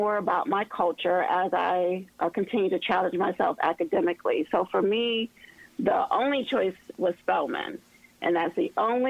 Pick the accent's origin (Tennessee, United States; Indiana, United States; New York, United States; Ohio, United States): Ohio, United States; Elyria; I'm from the Cleveland area, a small town called Elyria. And I had a chance to go home and visit my high school